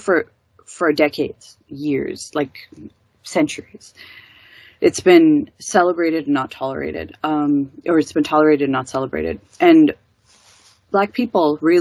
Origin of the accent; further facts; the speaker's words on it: Detroit, Michigan, United States; I grew up in Detroit, Michigan in the U.S., which is predominantly Black